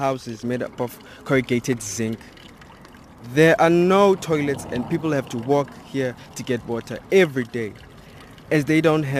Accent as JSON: {"language": "English", "town": "Cape Town", "region": "Western Cape", "country": "South Africa", "said": "I'm 17 and I'm from Khayelitsha, a township 30 kilometers from Cape Town city center."}